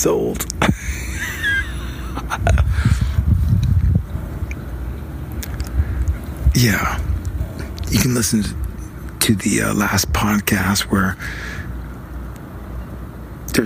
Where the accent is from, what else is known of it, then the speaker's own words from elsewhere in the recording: Seattle, Washington, United States; I grew up in Seattle